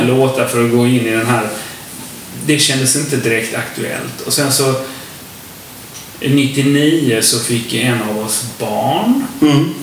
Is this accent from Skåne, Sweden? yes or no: yes; Lomma, Skåne, Sweden; Vi kommer från Lomma, alla tre från början. Det känns lite som rötterna där.